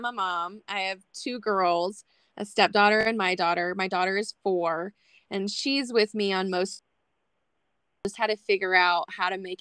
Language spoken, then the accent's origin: English; New Mexico, United States; moved away as an adult; now in Colorado, United States; So I actually grew up in New Mexico. Yeah, in a small oil field town, literally in the middle of nowhere.